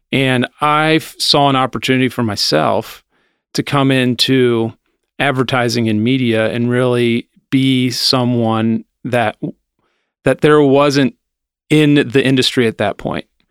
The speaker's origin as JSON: {"language": "English", "town": "Anderson", "country": "United States", "tie": "born or raised there", "said": "I grew up in Anderson, um, went to Summit"}